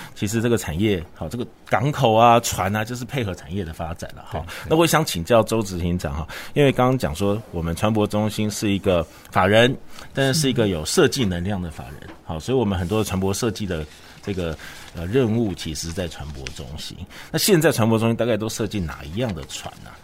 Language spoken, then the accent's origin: Chinese; Kaohsiung, Taiwan; 身为高雄人真的还蛮幸福的哈